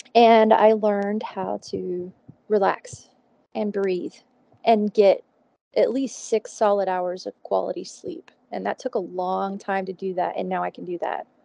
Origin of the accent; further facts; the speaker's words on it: Houston, Texas, United States; moved away as an adult; now in Fort Collins, United States; I'm originally from Houston